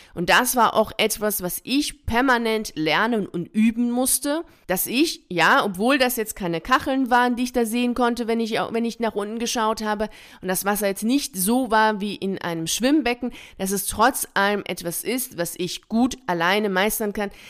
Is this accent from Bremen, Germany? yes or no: yes; Bremen, Germany; Ich bin in Bremen aufgewachsen.